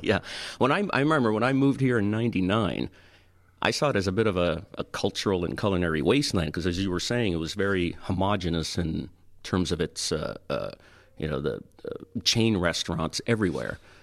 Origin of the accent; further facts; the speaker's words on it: Toronto, Ontario, Canada; moved away as an adult; I grew up in Toronto